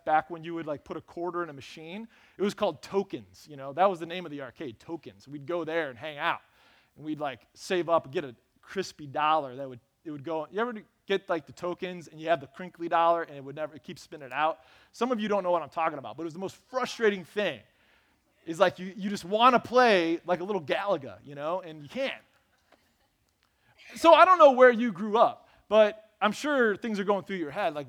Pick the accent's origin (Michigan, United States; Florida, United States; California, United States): Michigan, United States; Lansing; I grew up on Burnham Avenue in Lansing